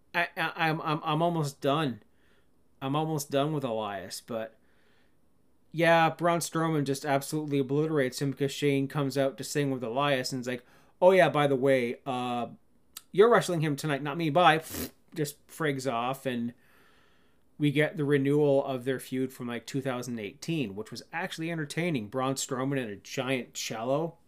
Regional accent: Cannington, Ontario, Canada; moved away; My hometown of Cannington, Ontario, Canada

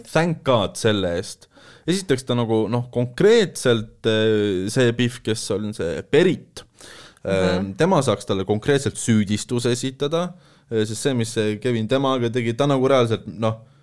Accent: Saare County, Estonia; moved away; ma olen originaalis pärit Saaremaalt

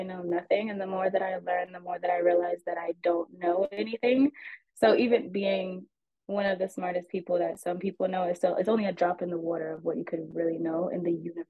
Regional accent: New York City, New York, United States; I'm 25 years old from the Bronx.

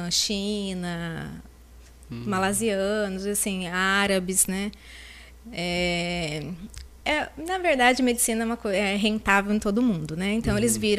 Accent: Lins, São Paulo, Brazil; De Lins, eu sou de Lins.

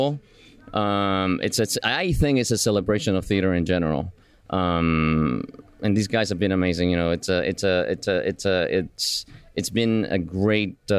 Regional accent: Buenos Aires, Argentina; moved away; also born or lived in Cuba; I was born in Cuba and grew up in Buenos Aires in Argentina

